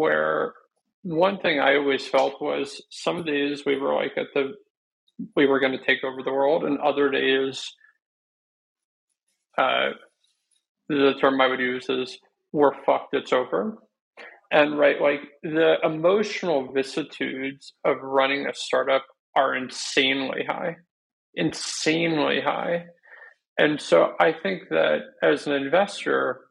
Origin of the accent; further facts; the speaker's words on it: New Jersey, United States; moved away as an adult; also born or lived in Chicago; I was born and raised in New Jersey